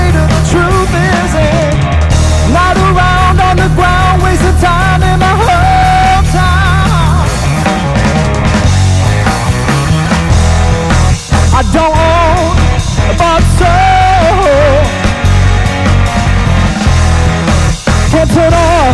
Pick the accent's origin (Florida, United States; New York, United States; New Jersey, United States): Florida, United States; Tampa; also born or lived in Los Angeles; we're born and raised in Tampa